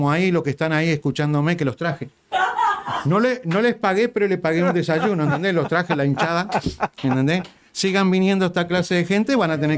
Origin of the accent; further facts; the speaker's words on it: Uruguay; now in United States; Porque somos, no, los uruguayos.